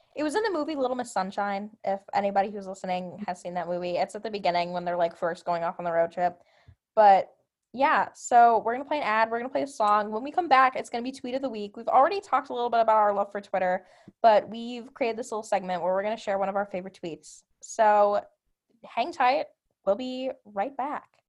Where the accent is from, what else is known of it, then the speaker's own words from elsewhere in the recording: Milwaukee, Wisconsin, United States; I'm from Milwaukee, Wisconsin